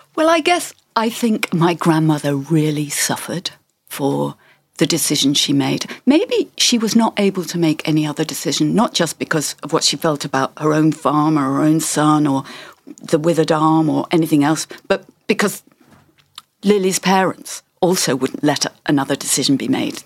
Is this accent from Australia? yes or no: no; England, United Kingdom; We were all growing up in England